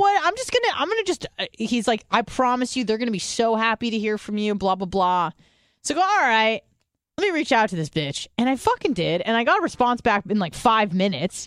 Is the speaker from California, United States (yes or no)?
yes; San Diego, California, United States; moved away; I would go home to San Diego, at, when I first moved away